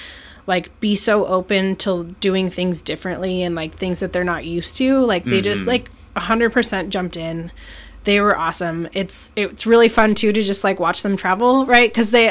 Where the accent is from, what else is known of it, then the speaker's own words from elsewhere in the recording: Alaska, United States; this island in Alaska.